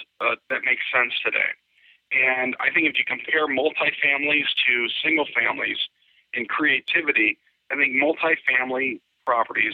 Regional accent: Chicago, Illinois, United States; I grew up in Chicago

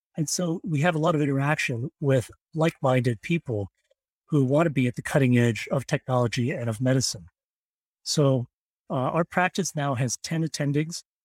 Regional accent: Pittsburgh, Pennsylvania, United States; moved away as an adult; also born or lived in East Coast / Stanford, California / San Francisco, California; now in West Virginia, United States; I was actually born and raised in Pittsburgh, Pennsylvania

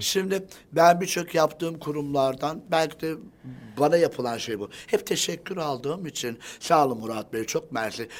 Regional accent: Siirt, Siirt Province, Turkey; biz, e, ataerkil bir aileyiz, Siirtliyiz.

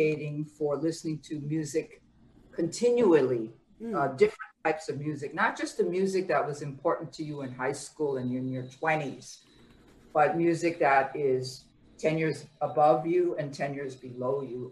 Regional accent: Honolulu, Hawaii, United States; moved away as an adult; now in New York City, United States; I'm actually born and raised in Honolulu, biracial

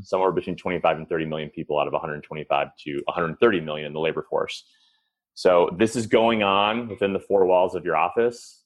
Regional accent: Chicago, Illinois, United States; I grew up in Chicago

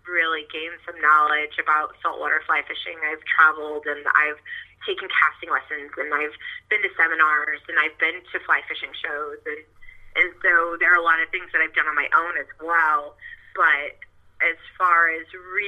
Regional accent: Bandera, Texas, United States; now in Rockport, United States; I'm actually originally from the Hill Country in a small town called Bandera

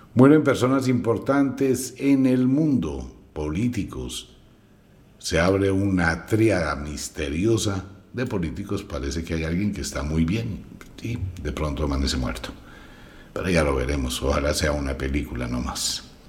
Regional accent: Colombia; Como colombiano, vivo en Colombia

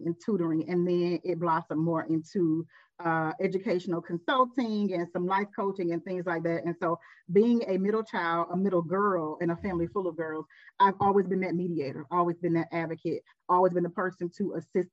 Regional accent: Decatur, Georgia, United States; we are from Decatur, from East Atlanta.

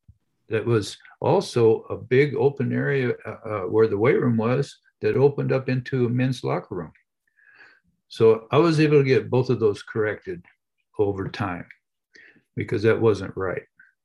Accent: Arizona, United States; I'm a pole vaulter. Nobody knows who I am. I'm here from Arizona.

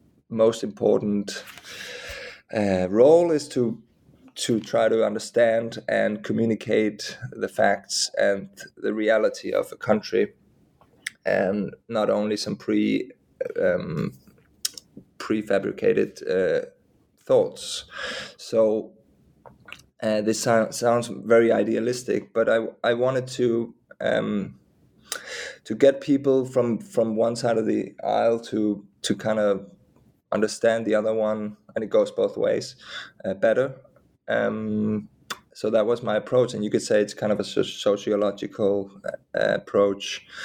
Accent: Denmark; even though there's a big interest in Hungary, in my home country of Denmark.

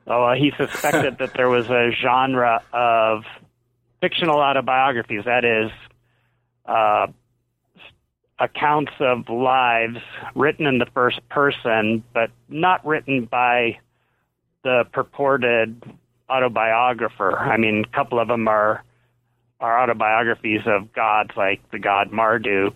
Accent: Columbus, Ohio, United States; also born or lived in Princeton, New Jersey; I grew up in Ohio where there wasn't a lot of squash

